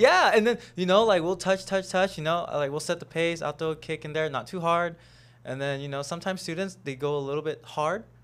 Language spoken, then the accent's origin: English; Houston, Texas, United States; I was born in Houston, Texas, um, but my parents are from Cambodia